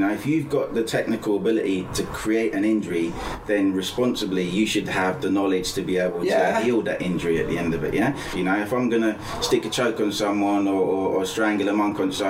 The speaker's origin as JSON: {"language": "English", "town": "Lambeth", "region": "London", "country": "United Kingdom", "tie": "born there", "also_born_or_lived": "Basingstoke", "said": "So I was born in Lambeth in London"}